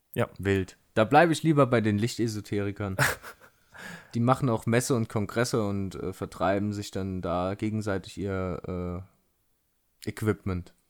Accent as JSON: {"language": "German", "region": "Saarland", "country": "Germany", "tie": "born or raised there", "moved": "yes", "said": "hier im, in der Heimat im Saarland zugange und da habe ich mich hier mit einem Kumpel nochmal getroffen, hier aus meinem, äh, aus meinem Heimatdorf"}